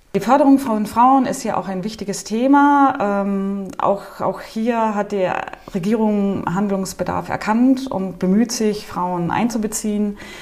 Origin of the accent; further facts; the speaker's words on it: Germany; moved away as an adult; now in Nouakchott, Mauritania; als Deutsche